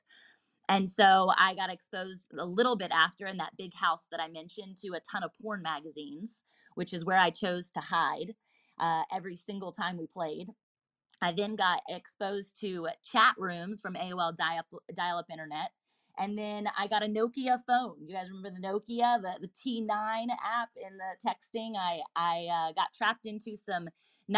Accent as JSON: {"language": "English", "town": "Virginia Beach", "region": "Virginia", "country": "United States", "tie": "born or raised there", "said": "I was born and raised in Virginia Beach, Virginia, still here as a local here now"}